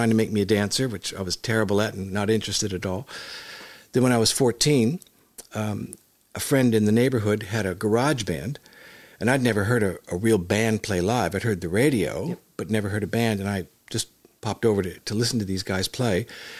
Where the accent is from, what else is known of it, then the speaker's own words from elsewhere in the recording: Hollywood, California, United States; I was born in Hollywood. My mother was a professional dancer, as my grandmother was too. And my father was a professional drummer. And I was born there and raised there and started playing music at a young age.